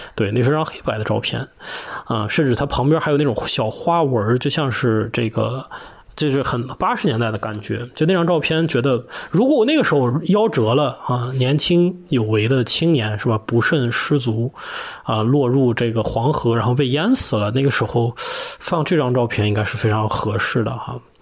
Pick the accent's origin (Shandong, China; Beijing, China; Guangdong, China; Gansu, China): Gansu, China; Lanzhou; 我的家乡呢是甘肃省兰州市，我的父母都是宁夏人，所以我呢也有很多的亲戚在宁夏